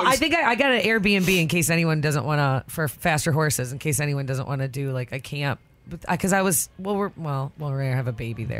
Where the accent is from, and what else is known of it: Detroit, Michigan, United States; born or raised there